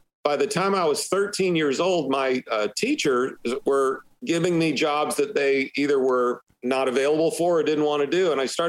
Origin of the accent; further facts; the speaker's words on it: Illinois, United States; also born or lived in Michigan; when I was about 9 years old, we moved from Michigan to Illinois.